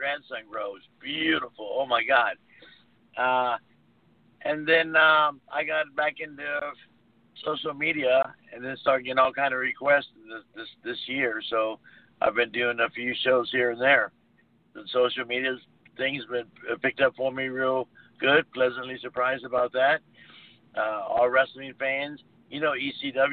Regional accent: Tampa, Florida, United States; I was born and raised in Tampa

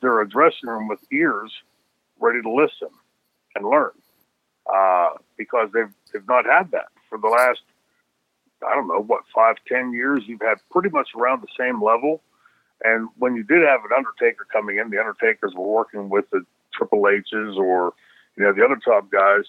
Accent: Pittsburgh, Pennsylvania, United States; we grew up here in Pittsburgh

